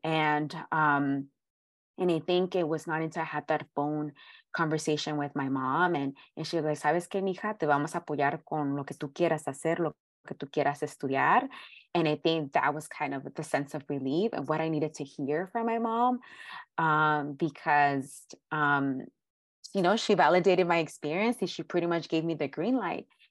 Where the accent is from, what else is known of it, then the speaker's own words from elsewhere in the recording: Los Angeles, California, United States; I was born and raised in South Central in the hood